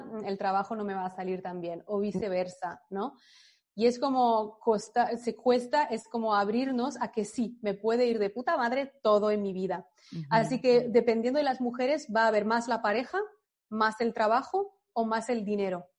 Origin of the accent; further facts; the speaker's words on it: France; moved away; yo crecí en Francia, pero mis padres son de, son extranjeros